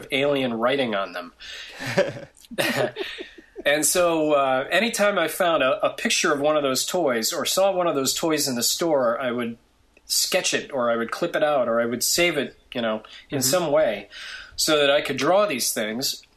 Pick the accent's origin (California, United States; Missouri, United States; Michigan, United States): Michigan, United States; Grand Rapids; also born or lived in Detroit / Ann Arbor; I grew up in the Midwestern state of Michigan